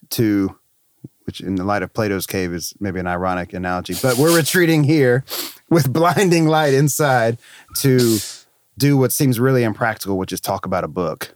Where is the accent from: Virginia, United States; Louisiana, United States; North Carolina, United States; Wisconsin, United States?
North Carolina, United States; moved away as an adult; also born or lived in Florida; I was in North Carolina, which is my home state